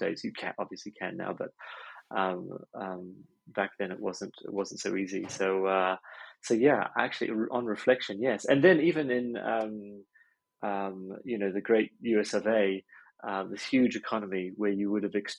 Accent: Hong Kong; moved away; I grew up an expat. So I grew up in Hong Kong with my folks out there. And I think maybe when you're a sort of a third culture kid, that kind of changes your DNA a little bit, perhaps.

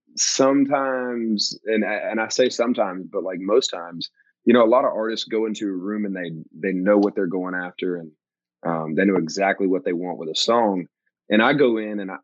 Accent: Georgia, United States; moved away as an adult; now in Nashville, United States; my hometown in Georgia

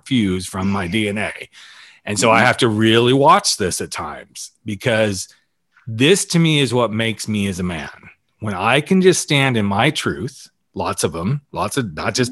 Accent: the South, United States; moved away; I grew up in the South. So I wasn't out when I was in the South

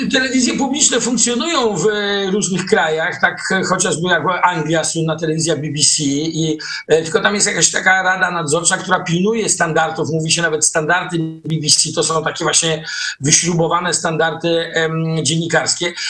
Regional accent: Gdańsk, Pomeranian Voivodeship, Poland; Jesteśmy z Gdańska

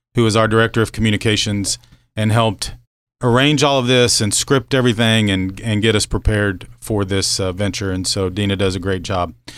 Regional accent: Norman, Oklahoma, United States; moved away as an adult; also born or lived in Grandfield, Oklahoma / Lincoln, Nebraska / Abilene, Texas / McAlester, Oklahoma; now in Manhattan, United States; I'm originally from Oklahoma, grew up Norman

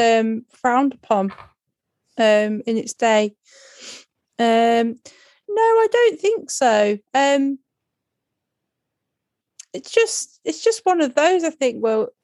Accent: near Butlins, England, United Kingdom; I grew up near Butlins

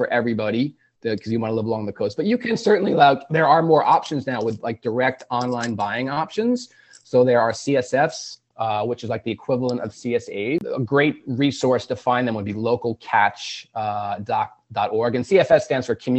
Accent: North Shore of Long Island, New York, United States; I grew up on the North Shore of Long Island, a mile from the water

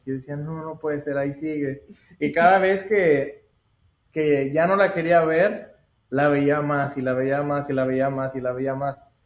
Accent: Saltillo, Coahuila, Mexico; moved away as an adult; also born or lived in United States; yo soy de México, de Saltillo, Coahuila, y solo vine a Estados Unidos para estudiar

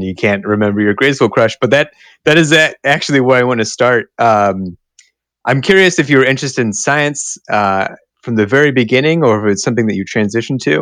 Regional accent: Cincinnati, Ohio, United States; I grew up in Cincinnati, Ohio

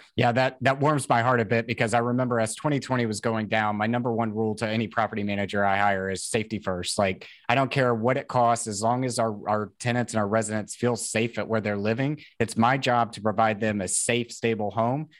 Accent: Tennessee, United States; I'm from Tennessee

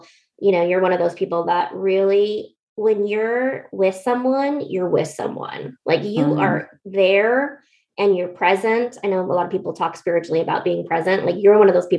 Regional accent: Alaska, United States; now in Northwest, United States; I was from Alaska

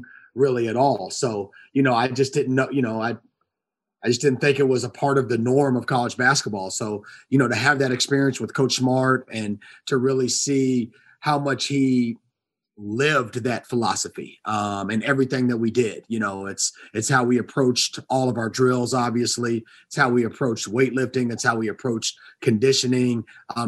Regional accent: Atlanta, Georgia, United States; I grew up in East Atlanta, grew up in the inner city

